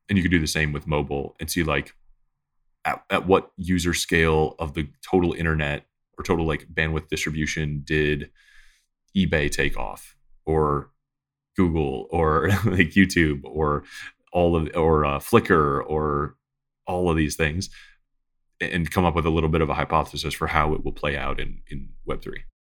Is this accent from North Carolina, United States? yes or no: no; Detroit, Michigan, United States; I grew up in Detroit